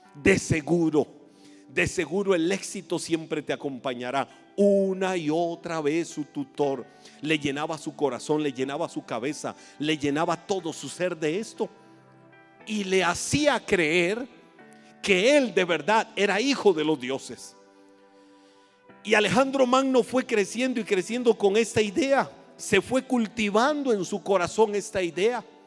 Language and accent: Spanish; Costa Rica; accent: tico; Lo voy a decir en buen tico